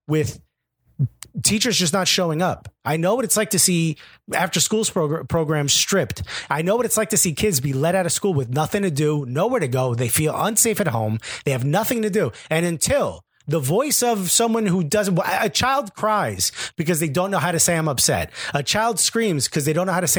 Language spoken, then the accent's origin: English; Newark, New Jersey, United States; Growing up in a city like Newark